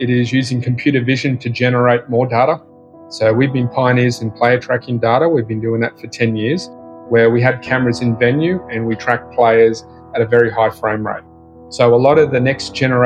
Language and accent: English; Australia; you probably tell from my accent, I'm from Australia. So born and raised in Australia